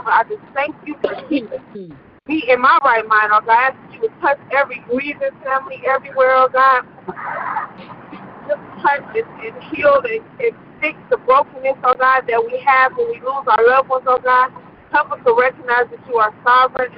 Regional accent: New Jersey, United States; Me and my best friend, Kiana, growing up in New Jersey, and we grew up together.

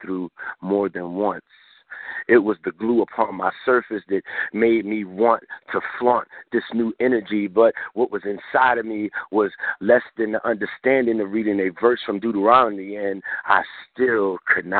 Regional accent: Philadelphia, Pennsylvania, United States; also born or lived in Chicago; now in Kansas, United States; I'm originally from Philadelphia

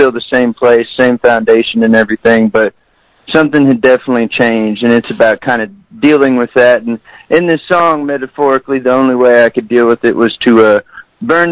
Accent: San Antonio, Texas, United States; I was born and raised in San Antonio, Texas

